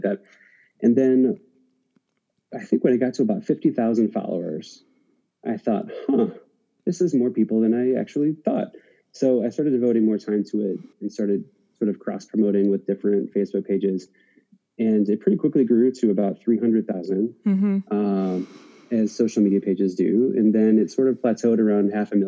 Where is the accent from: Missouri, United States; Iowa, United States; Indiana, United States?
Iowa, United States; moved away as an adult; also born or lived in Washington, D.C.; now in Minnesota, United States; I'm from Iowa originally